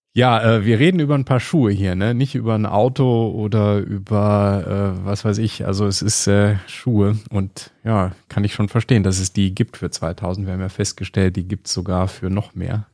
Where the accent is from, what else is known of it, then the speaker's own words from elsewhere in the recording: Germany; bei uns in Deutschland